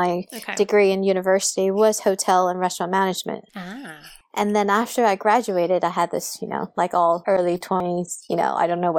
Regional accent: Saudi Arabia; I always tell people this little story about, I grew up in Saudi Arabia where alcohol is illegal.

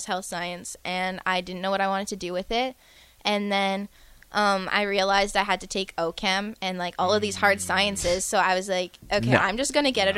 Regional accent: Canada; first language French; English is a second language; moved away as an adult; now in Lincoln, United States; I'm from Canada.

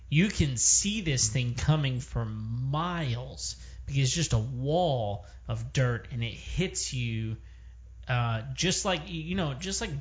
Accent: West Texas, United States; I grew up in West Texas.

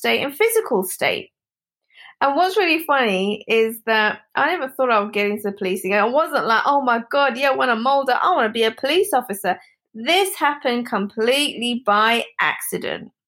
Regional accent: London, United Kingdom; I'm born and brought up in London. So I am totally a Londoner

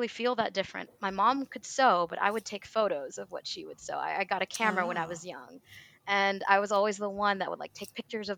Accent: Clarksville, Tennessee, United States; now in Louisville, United States; My parents still live in the small town where I was born and raised, Clarksville, Tennessee

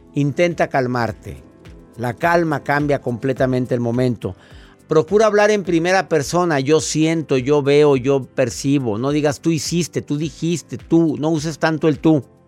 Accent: Mexico; en México, en mi país

